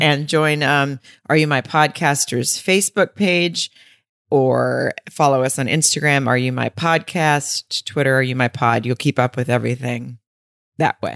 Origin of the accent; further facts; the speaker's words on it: Arkansas, United States; I grew up in Arkansas